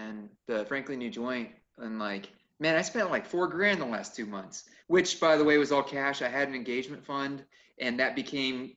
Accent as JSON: {"language": "English", "town": "Peoria", "region": "Arizona", "country": "United States", "said": "we come from Phoenix, West Peoria. You know, me and Eric come from West Peoria, South Peoria"}